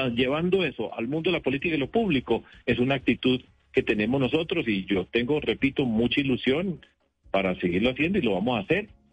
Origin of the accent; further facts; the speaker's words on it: Medellín, Antioquia, Colombia; now in Bogotá, Colombia; Yo fui alcalde de mi ciudad, de mi tierra, en Medellín